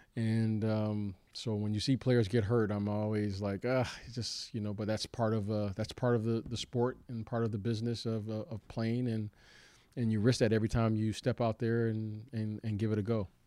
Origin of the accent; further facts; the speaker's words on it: Detroit, Michigan, United States; moved away; growing up in Detroit